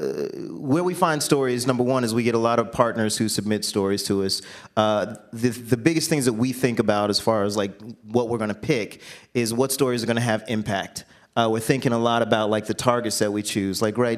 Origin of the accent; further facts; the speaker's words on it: Jacksonville, Florida, United States; I grew up in Jacksonville, Florida